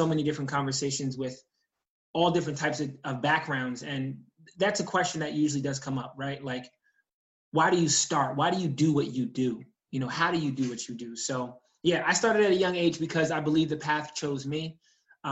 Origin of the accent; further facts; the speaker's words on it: New York, United States; I grew up in New York State